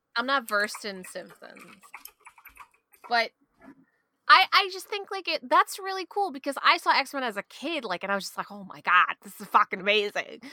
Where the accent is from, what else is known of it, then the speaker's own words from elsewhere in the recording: New York City, New York, United States; accent: Queens; growing up in Queens